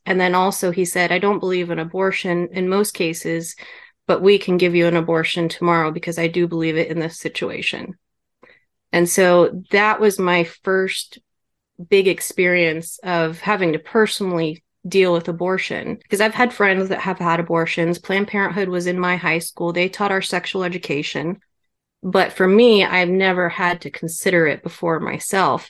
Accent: Kansas, United States; moved away as an adult; also born or lived in Germany; I was born in Kansas

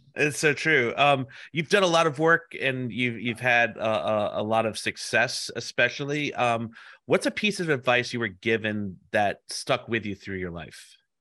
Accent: United States; also born or lived in South Carolina / New Orleans, Louisiana / New York (family); I grew up in South Carolina and New Orleans

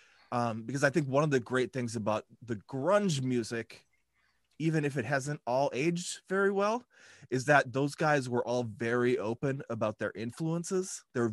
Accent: North Dakota, United States; I've always been here.

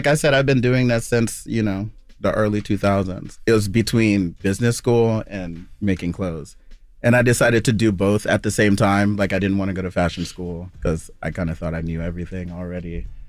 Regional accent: Queens, New York, United States; I live in Brooklyn on this side here, too, but yeah. I'm from Left Rack City. I'm from Queens.

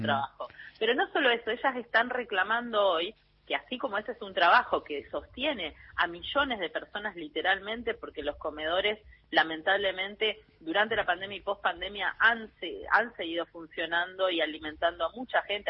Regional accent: Misiones, Argentina; moved away; Yo soy originalmente de Misiones, ¿no? Tierra Roja, Barro Ñaú, como le decimos

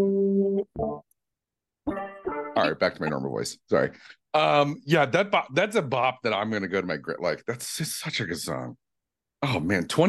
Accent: Midwest, United States; now in Los Angeles, United States; I'm so nice and Midwestern

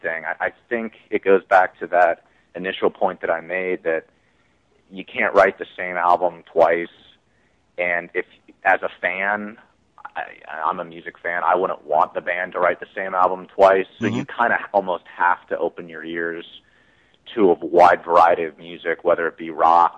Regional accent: Cincinnati, Ohio, United States; we're all from Cincinnati, Ohio

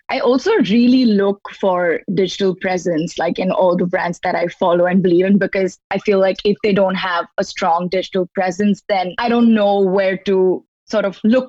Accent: India; also born or lived in Muscat, Oman; now in New York, United States; I'm a designer from Muscat and India, a little bit of both. And so now I'm here in New York to go to school at Parsons

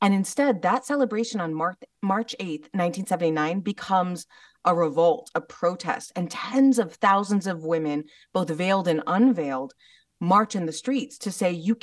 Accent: United States; growing up in the West, growing up in America

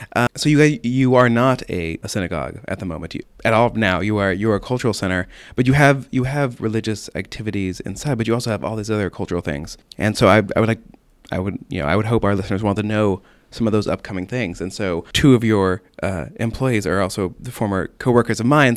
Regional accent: Oklahoma, United States; now in Boston, United States; I'm from Oklahoma

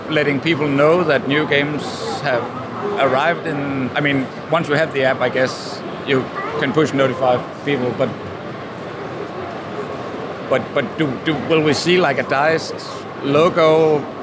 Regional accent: Denmark; English is a second language; Because now I'm from Denmark and we don't.

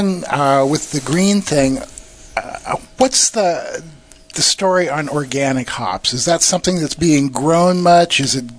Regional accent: Iowa, United States; I'm from Iowa.

